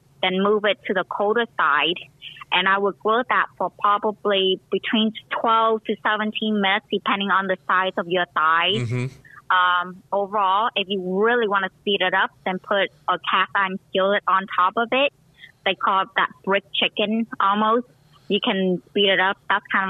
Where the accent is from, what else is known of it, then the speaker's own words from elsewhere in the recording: Vietnam; moved away; also born or lived in Cambodia; I was born in Cambodia. My mom is half Cambodian, half Chinese. My dad is full Vietnamese. I even have a Cambodian name because pretty much 6 years of my life, my first 6 years of my life, all I knew was Cambodia